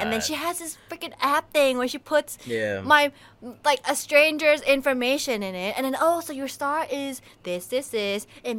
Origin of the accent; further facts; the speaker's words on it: Thailand; But I'm like, no, I'm full Thai. I just went to international school.